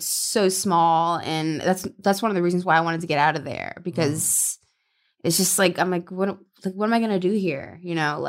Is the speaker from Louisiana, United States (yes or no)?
yes; Louisiana, United States; now in Los Angeles, United States; So I'm from Louisiana, so I'm Southern.